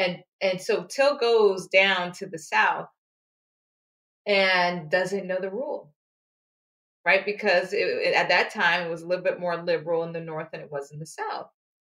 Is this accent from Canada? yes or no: no; Antigua & Barbuda; now in United States; we have a holiday, you know, which I don't celebrate because I come from Antigua